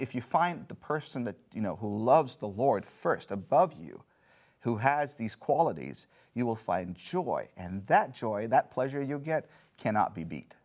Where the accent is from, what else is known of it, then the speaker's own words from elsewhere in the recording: India; moved away; I grew up in India.